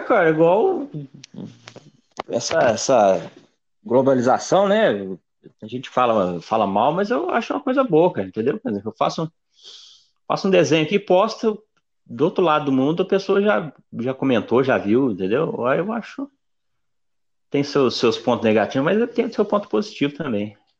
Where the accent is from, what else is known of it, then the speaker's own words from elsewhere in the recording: Brazil; Nem sabe que eu sou brasileira